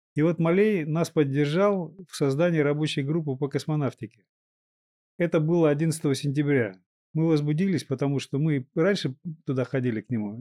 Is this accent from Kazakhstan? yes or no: yes; Kazakhstan; немного казахской крови, я родился в Казахстане.